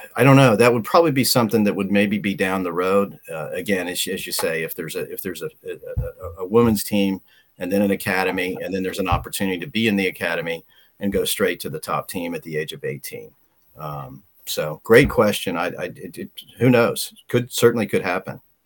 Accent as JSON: {"language": "English", "town": "Cincinnati", "region": "Ohio", "country": "United States", "tie": "born or raised there", "said": "I'm from uh, Anderson Township in the uh, Cincinnati. I still live about five minutes from where I grew up"}